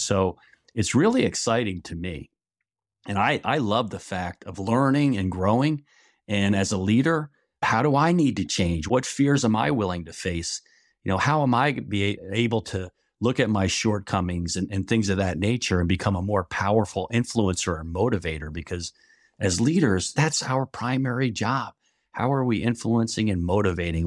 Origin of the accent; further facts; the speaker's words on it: New York area, New Jersey, United States; moved away as an adult; now in Niles, Michigan, United States; I grew up in New Jersey, New York area, and lived there the first twenty-one years of my life